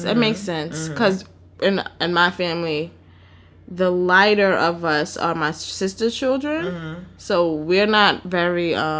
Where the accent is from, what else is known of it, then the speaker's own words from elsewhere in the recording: New York City, New York, United States; also born or lived in Harlem; So yes, I'm from the Bronx, and I acknowledge that as a part of me, but I didn't do a lot of Bronx things.